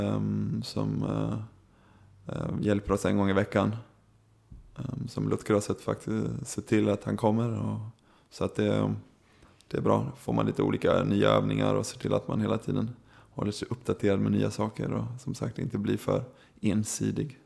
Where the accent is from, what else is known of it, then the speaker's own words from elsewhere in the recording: Sweden; moved away as an adult; now in Germany; att få komma hem till sitt egna land